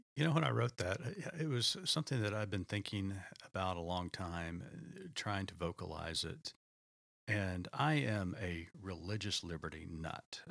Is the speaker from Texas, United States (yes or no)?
no; Oklahoma, United States; I grew up in Oklahoma, and you know, we had storms growing up as a child